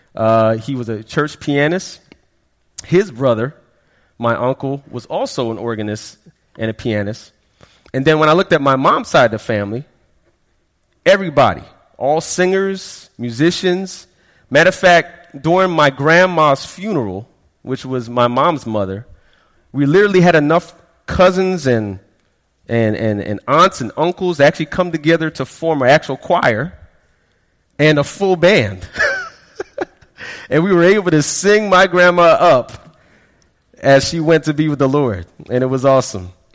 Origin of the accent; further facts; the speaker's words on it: Florida, United States; also born or lived in Queens, New York / Brooklyn, New York; I am a Floridian because we moved down here in the late 80s